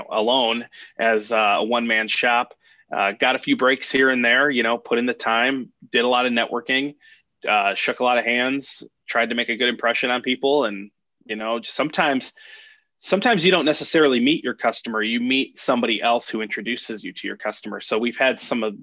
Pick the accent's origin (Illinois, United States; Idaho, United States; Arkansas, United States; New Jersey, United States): Illinois, United States; Chicago; also born or lived in Harwood Heights, Illinois; now in Naperville, United States; I was born in the Bucktown neighborhood of Chicago